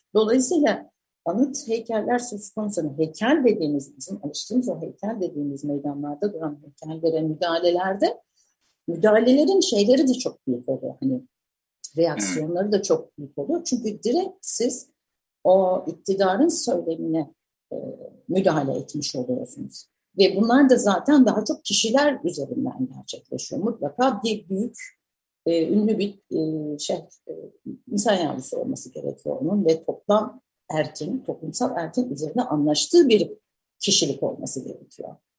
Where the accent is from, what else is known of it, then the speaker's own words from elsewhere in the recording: Samsun, Turkey; moved away; büyürken çocukluğum ve gençliğimin bir kısmı, e, Samsun'daydı